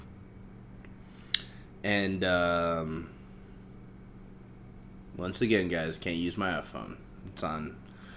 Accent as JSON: {"language": "English", "town": "Manhattan", "region": "Kansas", "country": "United States", "tie": "born or raised there", "said": "I grew up in Kansas. I was born in Kansas, grew up in Kansas. We were outsiders there. We were in a small city called Manhattan."}